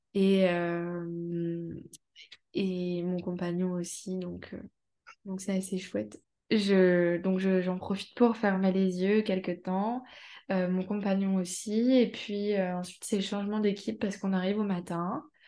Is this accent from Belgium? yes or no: no; Amiens, Hauts-de-France, France; Je suis d'Amiens, en Picardie